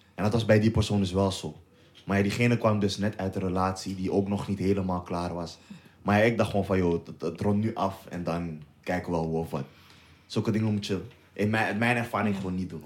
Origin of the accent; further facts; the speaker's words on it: Amsterdam, North Holland, Netherlands; wij komen uit Amsterdam